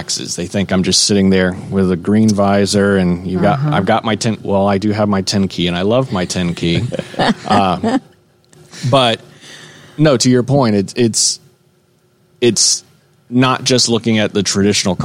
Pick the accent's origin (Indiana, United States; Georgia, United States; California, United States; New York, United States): Georgia, United States; Dunwoody; I am from Atlanta. I'm from this area, actually. I'm from Dunwoody